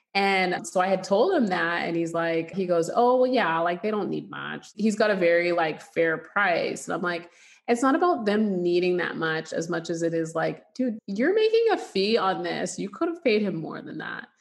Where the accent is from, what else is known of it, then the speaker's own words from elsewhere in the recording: Canada; moved away as an adult; now in United States; we grew up in Canada and we lived there for like almost 20 years, I'd say almost 20 years but my family's from Louisiana